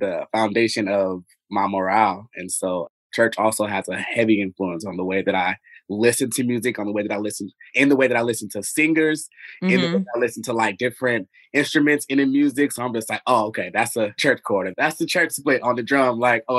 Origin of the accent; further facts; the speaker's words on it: Las Vegas, Nevada, United States; moved away as an adult; now in Brooklyn, New York, United States; I am originally from the West Coast, the Best Coast, Las Vegas, Nevada. I went to college there. I grew up there